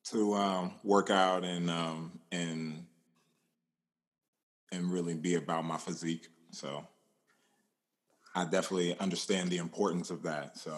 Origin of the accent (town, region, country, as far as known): Pennsylvania, United States; now in Atlanta, United States